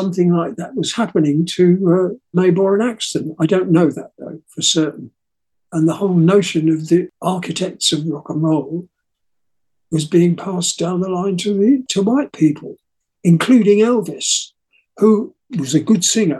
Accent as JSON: {"language": "English", "region": "England", "country": "United Kingdom", "said": "I'm English"}